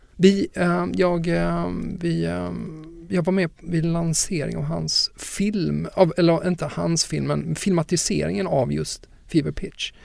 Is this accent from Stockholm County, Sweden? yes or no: no; Lund, Skåne, Sweden; min morfar som jag växte upp med i, i Lund väldigt mycket